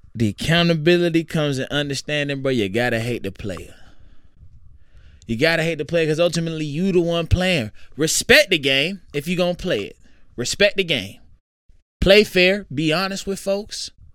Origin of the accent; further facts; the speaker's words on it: Jonesboro, Georgia, United States; also born or lived in Atlanta, Georgia; I grew up in Clayton County. Which was true. I was born in Atlanta